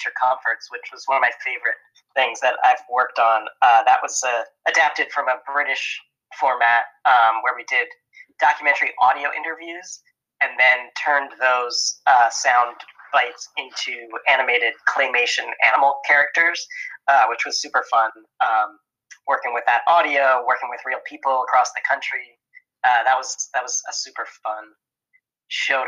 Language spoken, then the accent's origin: English; Philadelphia, Pennsylvania, United States; now in Los Angeles, United States; I was born in Philly.